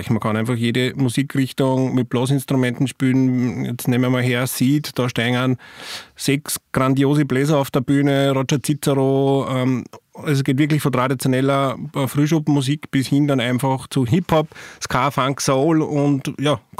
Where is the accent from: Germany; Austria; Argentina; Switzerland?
Austria; St. Martin im Innkreis, Upper Austria; angefangen hat es eigentlich mit einer Probenwoche von der Blaskapelle Machlast in meinem Heimatort in St. Martin im Innkreis.